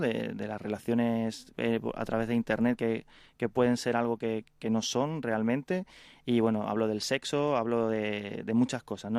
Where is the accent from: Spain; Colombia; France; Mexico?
Spain; Carmona, Andalusia; moved away as an adult; also born or lived in Madrid; cuando llegaba de, de mi pueblo, de Carmona, eh, a una ciudad como Madrid.